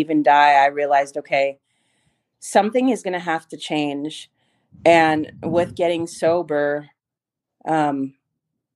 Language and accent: English; San Antonio, Texas, United States; I grew up here in Texas in San Antonio